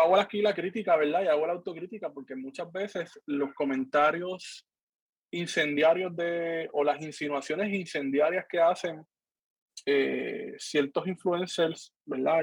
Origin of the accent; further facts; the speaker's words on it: Cabo Rojo, Puerto Rico; soy de Cabo Rojo